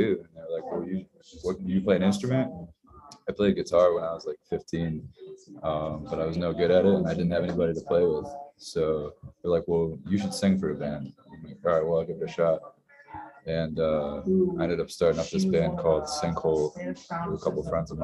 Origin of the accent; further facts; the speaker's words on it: Binghamton, New York, United States; moved away; I'm originally from Binghamton, New York, which is about an hour south of Syracuse, down 81